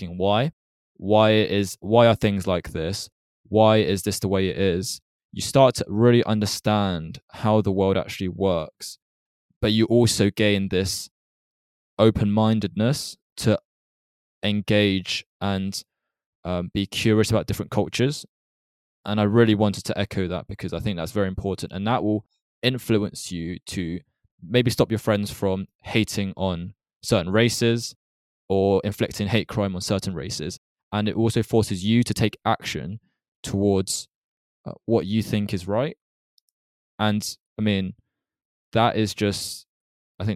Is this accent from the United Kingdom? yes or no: yes; United Kingdom; we've grown up in the UK. I don't feel close enough to my home country to really integrate there. Like, I feel British